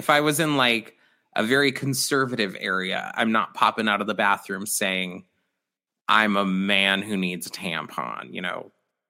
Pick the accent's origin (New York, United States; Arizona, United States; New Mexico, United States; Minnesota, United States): Arizona, United States; Mesa; I grew up in East Mesa, and I like a little more diversity. You know, where I grew up, there was not diversity